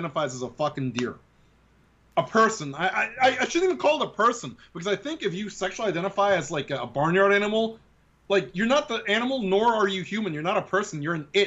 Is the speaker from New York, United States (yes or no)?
yes; New York City, New York, United States; growing up in the Bronx